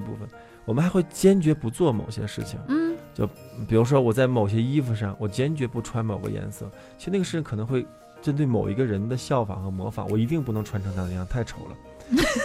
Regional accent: Yunnan, China; 我们云南人就是 泡杯咖啡那很悠闲的状态

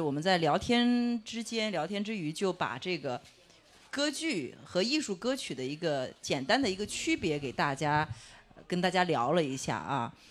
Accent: China; 我们中国人一代人的记忆

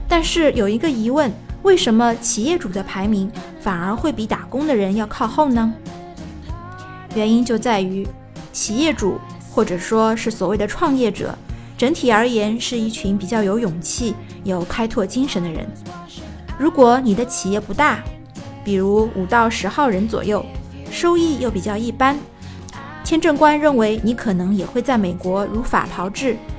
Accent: China; 作为中国人，我们都知道

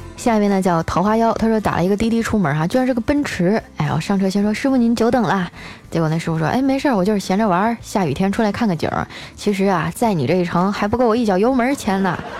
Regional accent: northern China, China; moved away as an adult; 我是北方人，就我们冬天并不是天天洗澡了

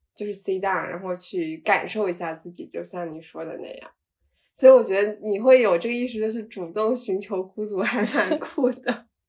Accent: Shenzhen, Guangdong, China; moved away as an adult; also born or lived in United States / North Carolina; now in Dali, China; 我是在深圳长大

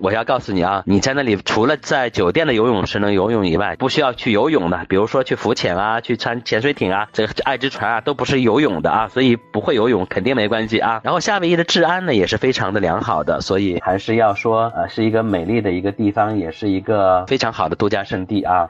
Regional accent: China; 因为我们中国人分星级的

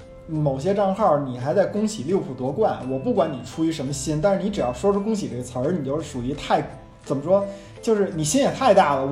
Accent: China; 作为一个中国人，有时候你可能很难想象一个城市

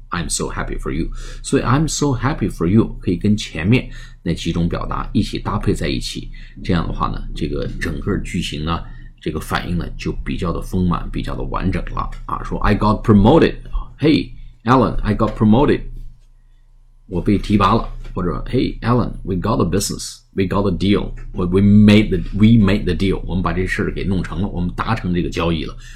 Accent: China; 我们中国人

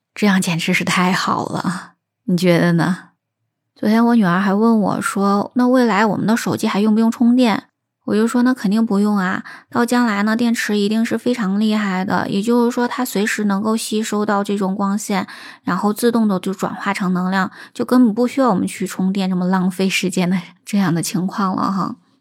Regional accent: China; 我们中国人

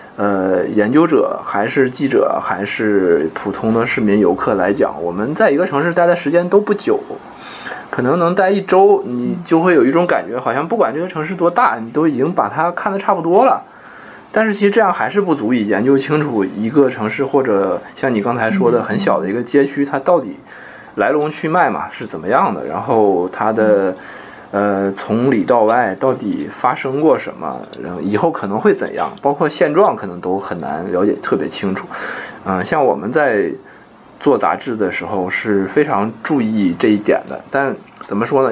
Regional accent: Mudanjiang, Heilongjiang, China; moved away; 像我们老家那个牡丹江市，现在据说外来人口也， 也比以前要多很多了

